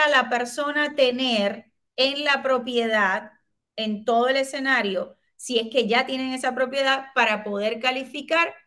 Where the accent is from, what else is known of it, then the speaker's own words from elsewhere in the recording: Puerto Rico; Somos buenos puertorriqueños